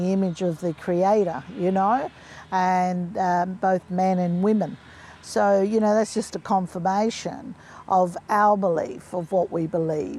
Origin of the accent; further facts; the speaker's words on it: Winton, Queensland, Australia; also born or lived in Townsville, Queensland; I grew up, was born in a little town called Winton, which is northwest of Longreach.